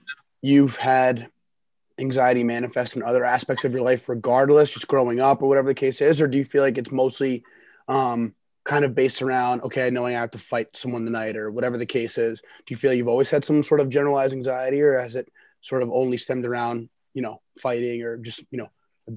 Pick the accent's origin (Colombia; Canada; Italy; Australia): Canada; Western Canada; now in United States; growing up in Western Canada, they, you know, they had the Bantam draft for the WHL.